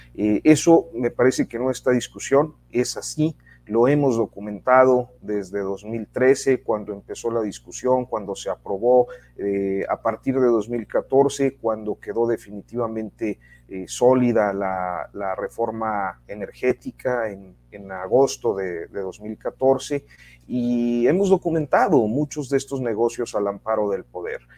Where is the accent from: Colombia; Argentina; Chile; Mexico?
Mexico